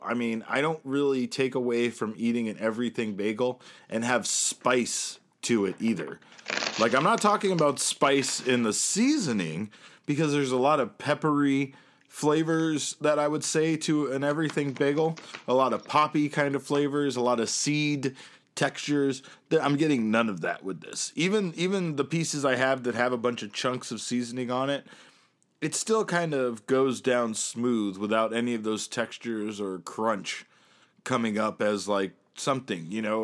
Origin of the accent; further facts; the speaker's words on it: Syracuse, New York, United States; now in Phoenix, United States; I thought I was moving to New York as a kid, but it ended up that I was moving to Syracuse, New York.